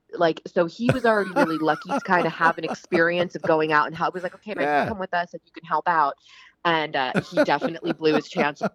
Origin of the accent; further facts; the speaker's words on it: New Jersey, United States; also born or lived in Philadelphia; now in Los Angeles, United States; But I'm originally from the East Coast.